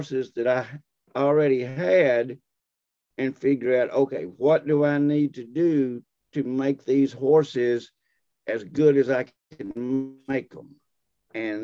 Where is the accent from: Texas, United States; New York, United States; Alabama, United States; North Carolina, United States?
Texas, United States; moved away as an adult; now in Fayetteville, Tennessee, United States; I grew up in Texas